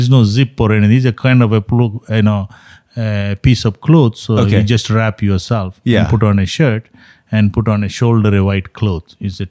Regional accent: Mangalore, Karnataka, India; now in United States; South India, what I'm saying is in Mangalore, my hometown, that's what it is.

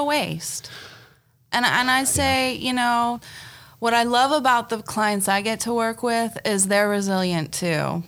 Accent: Spokane, Washington, United States; I was raised here

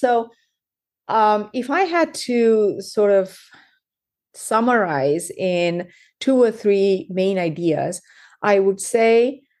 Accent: South India, India; moved away as an adult; also born or lived in United Kingdom; now in United States; So I was born and raised in South India.

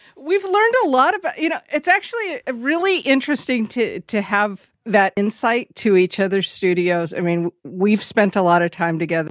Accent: West Coast, United States; I grew up on the West Coast

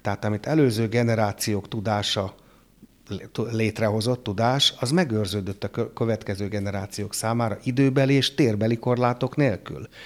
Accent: Hungary; az itthoni matek oktatás azért jobb volt, mint a francia

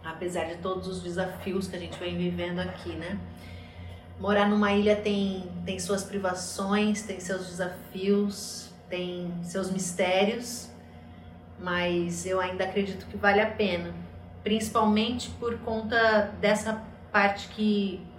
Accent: Paraná, Brazil; also born or lived in São Paulo; now in Fernando de Noronha, Brazil; eu sou eu sou do Paraná, vim de São Paulo e escolhi Noronha como meu lar há seis anos.

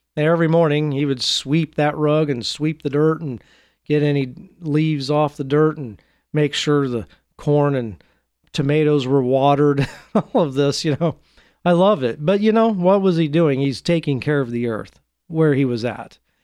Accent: Portland, United States; my hometown of Portland

